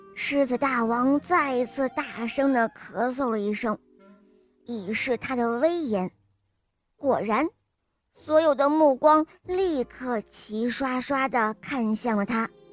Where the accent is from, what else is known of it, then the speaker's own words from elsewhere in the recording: Ningbo, Zhejiang, China; 我今年六岁了。我，我来自尼泊